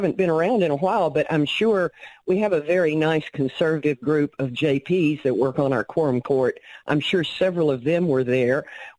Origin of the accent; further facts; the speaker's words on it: Faulkner County, Arkansas, United States; in Faulkner County in my hometown